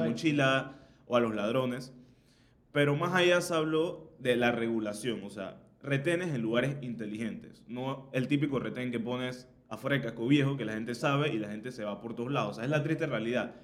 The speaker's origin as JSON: {"language": "Spanish", "country": "Panama", "said": "soy aquí en Panamá"}